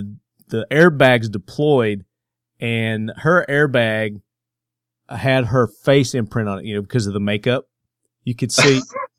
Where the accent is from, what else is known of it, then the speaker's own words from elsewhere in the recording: Southern United States, United States; accent: southern twang; So with my southern twang accent, you know, I know it's tough for some people to understand.